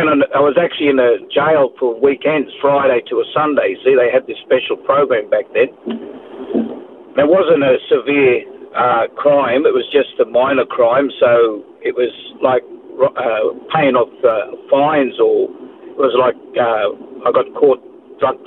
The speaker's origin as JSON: {"language": "English", "town": "Sydney", "region": "New South Wales", "country": "Australia", "tie": "born or raised there", "also_born_or_lived": "Taree / Kempsey", "moved": "yes", "lives_now": "Gold Coast, Australia", "said": "I was born in Parramatta in New South Wales, Sydney. And most of my quarter life was actually raised up in that area in Mascot, in Botany Bay there."}